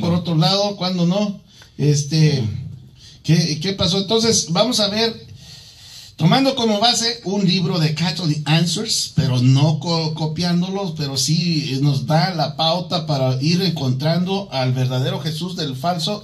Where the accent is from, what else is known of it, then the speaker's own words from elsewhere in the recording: Mexico City, Mexico; also born or lived in Michoacán; now in Arizona, United States; yo nací en la Ciudad de México